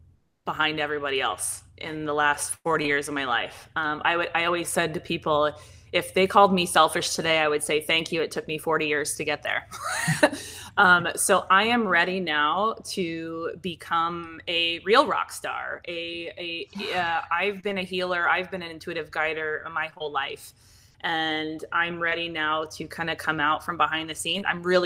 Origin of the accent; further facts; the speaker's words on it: Pacific Northwest, United States; I didn't hear about it growing up because I didn't grow up out here. I grew up in the Pacific Northwest